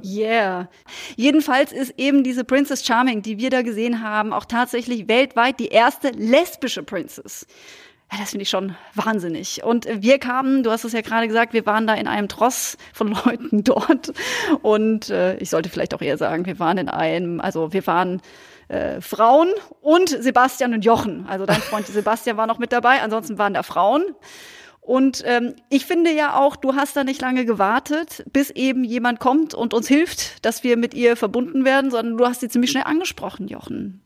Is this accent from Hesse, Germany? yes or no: no; Münstertal, Baden-Württemberg, Germany; now in Cologne, Germany; Münstertal gefahren. Da, wo, wo ich herkomme, wo meine Geschwister sind, wo, wo meine Wurzeln liegen